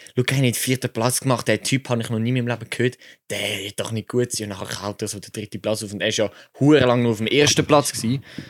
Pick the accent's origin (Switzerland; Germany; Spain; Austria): Switzerland; ich als Schweizer